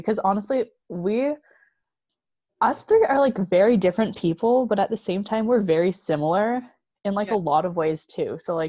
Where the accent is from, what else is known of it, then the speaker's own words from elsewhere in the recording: Vancouver, British Columbia, Canada; I am from Vancouver, BC.